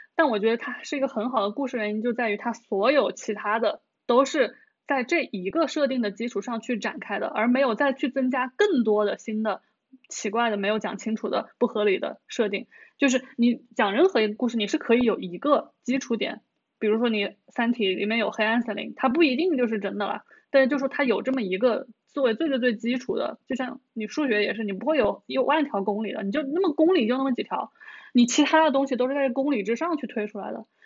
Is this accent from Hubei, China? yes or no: no; Hunan, China; 我们小时候湖南还有叫政法频道的